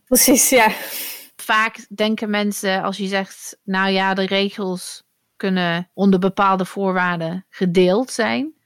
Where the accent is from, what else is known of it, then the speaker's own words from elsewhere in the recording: near Manchester, North West England, United Kingdom; first language English; Dutch is a second language; moved away as an adult; now in Netherlands; ik ben opgegroeid in Engeland. Dus ik spreek mhm. Engels. Ik kom uit het noorden van Engeland. dus in de buurt van Manchester. Maar ik woon 20 jaar in Nederland